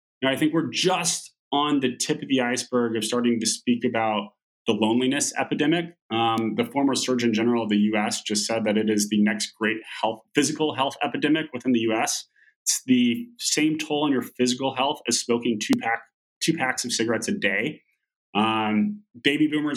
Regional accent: Oklahoma, United States; moved away; growing up in Oklahoma, very few of my friends left sort of the Oklahoma and Texas area to go to university

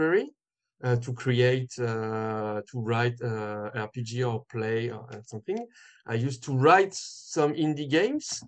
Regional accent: Lyon, Auvergne-Rhône-Alpes, France; I'm not from Paris. I'm from Lyon

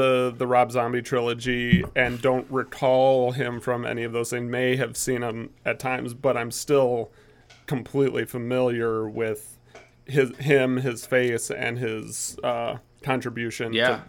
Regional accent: Midwest, United States; moved away; I'm from the Midwest.

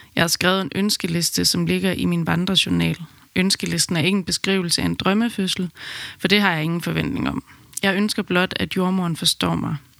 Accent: Aarhus, Central Denmark Region, Denmark; moved away as an adult; now in Amsterdam, Netherlands; Vi kommer fra Aarhus, men besluttede midt i min graviditet, at vi ville flytte til Amsterdam under min barsel

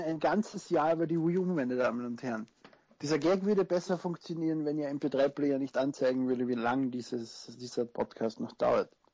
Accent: Austria; Ich bin Österreicher, wie man vielleicht hört. Also falls, falls ich in den Dialekt zurückfalle

